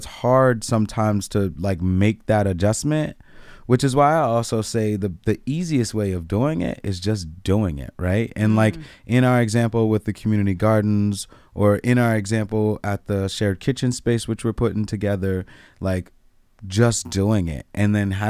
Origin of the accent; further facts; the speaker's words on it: District of Columbia, United States; born there; For example, I was born outside of Chocolate City. This is DC.